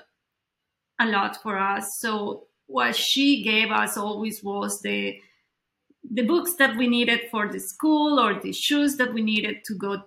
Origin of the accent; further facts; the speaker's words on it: Colombia; I grew up in Colombia